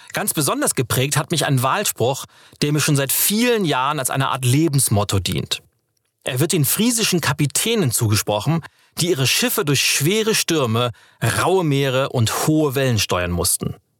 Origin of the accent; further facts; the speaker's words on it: Schleswig-Holstein, Germany; now in Berlin, Germany; Ich bin in Schleswig-Holstein geboren, dem Land zwischen Nord- und Ostsee.